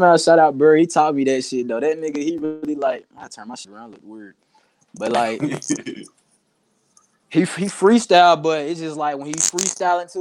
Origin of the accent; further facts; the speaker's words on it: Knoxville, Tennessee, United States; I'm from Knoxville, Tennessee